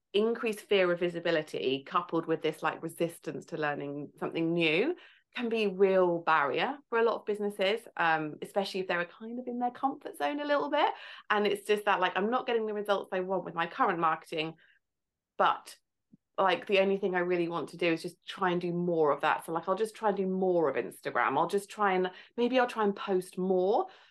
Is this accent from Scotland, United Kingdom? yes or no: no; Farnham, South East England, United Kingdom; I'm from Farnham in Surrey, near London.